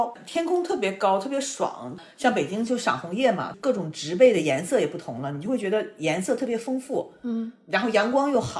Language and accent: Chinese; Northeast China, China; moved away; 我小的时候在东北，我们是没有吃过新鲜的那种柿子，都是冬天吃冻柿子，